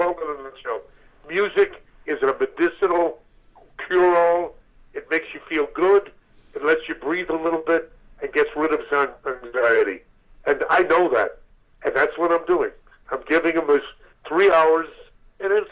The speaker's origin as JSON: {"language": "English", "town": "New York City", "region": "New York", "country": "United States", "said": "I'm a kid from Brooklyn, New York"}